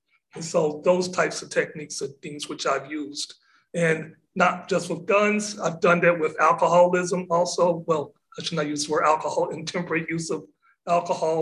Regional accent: Corrigan, Texas, United States; now in Galveston, United States; living in Galveston and then also growing up in East Texas. I went to high school in a little town called Corrigan, which is 25 miles south of Lufkin.

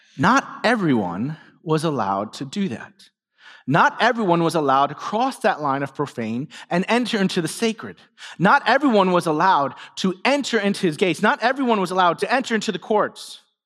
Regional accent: New York City, New York, United States; moved away; I grew up in New York City

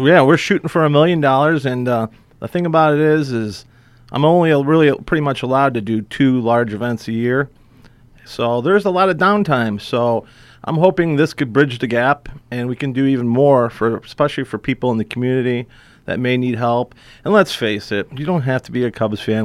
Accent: McHenry, Illinois, United States; growing up in McHenry, Illinois

